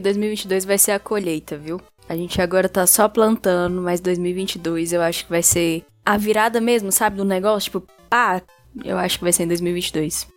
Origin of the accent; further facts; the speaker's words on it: Brasília, Federal District, Brazil; Eu sou aqui de Brasília